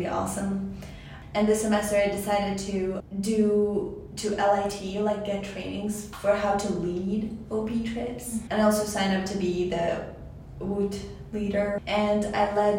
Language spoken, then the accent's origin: English; Tajikistan; now in Walla Walla, United States; I come from Tajikistan. I'm an international student